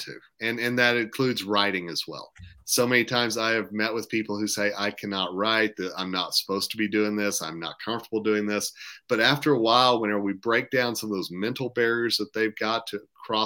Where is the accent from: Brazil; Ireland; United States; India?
United States; Tulsa, Oklahoma; moved away as an adult; now in Colorado, United States; I'm from Tulsa